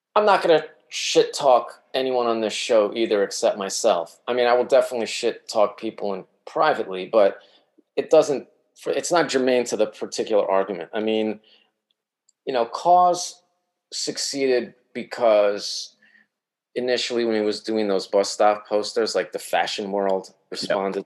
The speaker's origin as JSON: {"language": "English", "region": "New York", "country": "United States", "also_born_or_lived": "Eugene, Oregon", "moved": "as an adult", "said": "I'm from New York"}